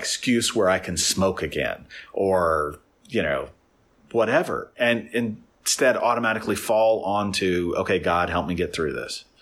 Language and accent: English; Nashville, Tennessee, United States; there were a handful of us from Nashville